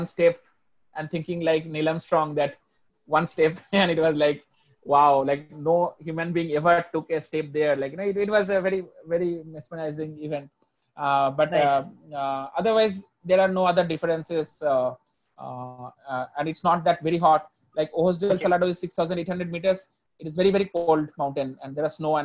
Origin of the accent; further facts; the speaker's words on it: India; being an Indian